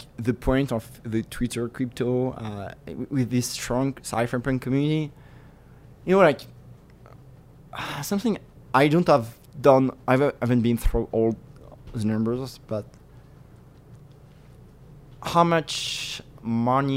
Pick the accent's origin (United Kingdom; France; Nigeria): France; moved away as an adult; now in New York, United States; I grew up in France and we have this huge bureaucratic system.